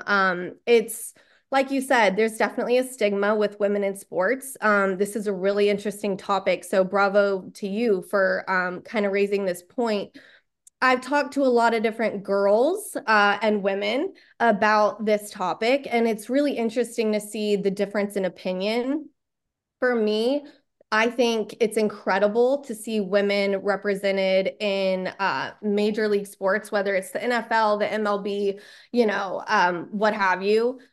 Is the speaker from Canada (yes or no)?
no; Texas, United States; born and raised in Texas